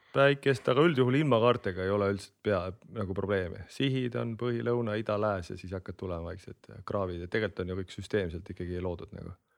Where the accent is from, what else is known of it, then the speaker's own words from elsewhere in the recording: Kehra, Harju County, Estonia; also born or lived in Hiiumaa; Harjumaal Kehras, kust ma pärit olen